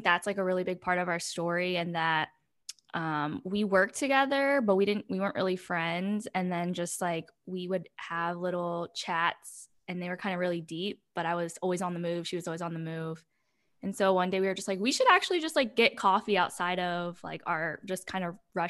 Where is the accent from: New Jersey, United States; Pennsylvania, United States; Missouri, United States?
Pennsylvania, United States; also born or lived in South Korea; now in Austin, United States; I live in Austin, Texas. I'm originally from Pennsylvania. Actually, I'm from South Korea, but grew up in America.